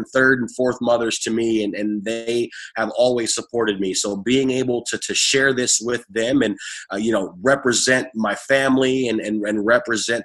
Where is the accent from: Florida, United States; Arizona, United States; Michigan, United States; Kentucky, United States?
Michigan, United States; Detroit; also born or lived in Ann Arbor, Michigan; As a native Detroiter, I grew up reading the sports pages of the Detroit News